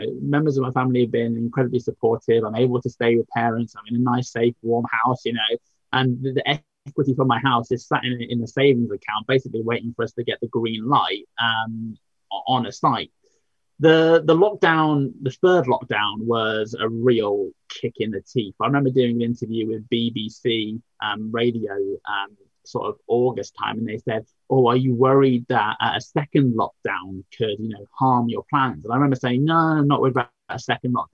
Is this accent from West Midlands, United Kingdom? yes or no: yes; Redditch, West Midlands, United Kingdom; born or raised there